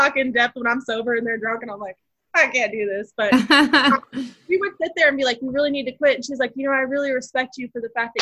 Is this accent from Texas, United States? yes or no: yes; Abilene, Texas, United States; also born or lived in Amarillo, Texas; we're from Abilene, Texas, and then we ended up living in the same city of Amarillo, Texas